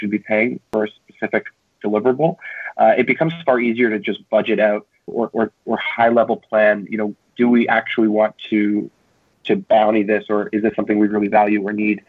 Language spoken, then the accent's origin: English; Canada; now in United States; I'm a Canadian citizen and I'm currently in the States.